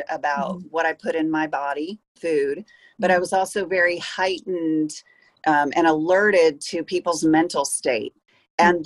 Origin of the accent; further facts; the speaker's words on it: Peoria, Illinois, United States; I was born in Peoria